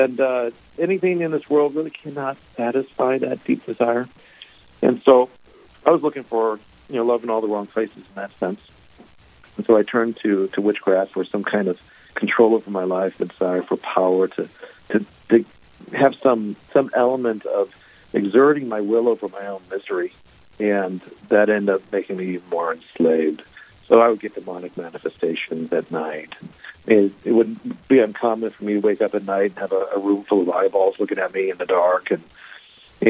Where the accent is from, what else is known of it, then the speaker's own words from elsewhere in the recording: St. Louis, Missouri, United States; now in Grafton, United States; I grew up Methodist in St. Louis, Missouri, actually, born and raised